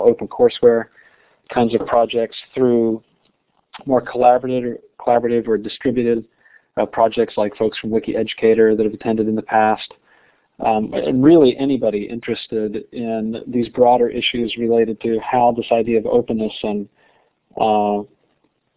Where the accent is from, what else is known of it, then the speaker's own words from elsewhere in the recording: West Virginia, United States; moved away; growing up in West Virginia